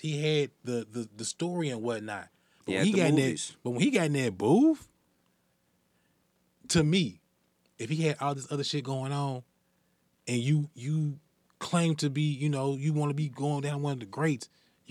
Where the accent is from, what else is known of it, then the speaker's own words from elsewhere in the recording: the South, United States; I'm from the South, of course